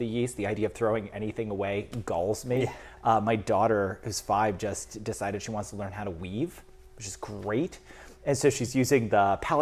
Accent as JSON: {"language": "English", "region": "Mid-Atlantic", "country": "United States", "tie": "born or raised there", "also_born_or_lived": "Wisconsin / Vermont", "moved": "as an adult", "lives_now": "St. Albans, Vermont, United States", "said": "I'm originally from the Mid-Atlantic"}